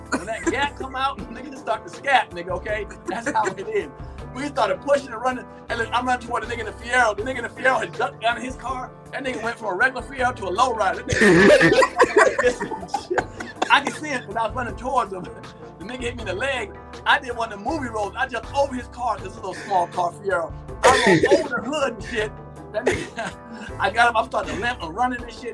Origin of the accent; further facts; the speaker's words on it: Capitol Heights, Maryland, United States; also born or lived in Germany; I'm growing up around Forestville at the time, Capitol Heights, Forestville area.